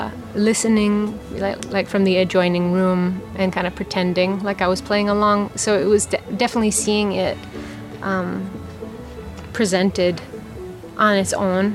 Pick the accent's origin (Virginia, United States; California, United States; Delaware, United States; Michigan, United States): Michigan, United States; Upper Peninsula of; I grew up in the Upper Peninsula of Michigan